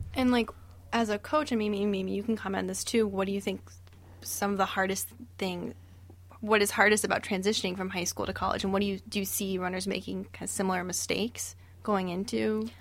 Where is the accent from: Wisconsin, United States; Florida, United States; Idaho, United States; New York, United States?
Florida, United States; moved away; I'm from Florida, so I gr-, grew up running in Florida